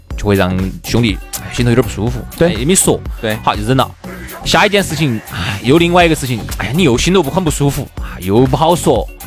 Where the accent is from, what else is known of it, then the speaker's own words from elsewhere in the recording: China; 我们中国人